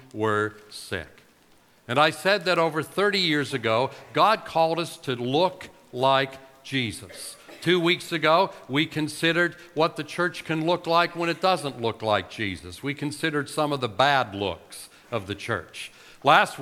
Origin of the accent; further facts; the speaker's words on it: Pittsburgh, Pennsylvania, United States; accent: Yinzer; my native tongue, which is known as Yinzer.